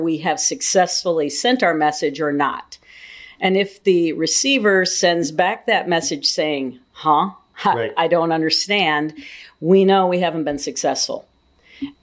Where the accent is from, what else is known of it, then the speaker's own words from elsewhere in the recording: southeastern Minnesota, United States; moved away as an adult; now in Ames, United States; I grew up on a farm in southeastern Minnesota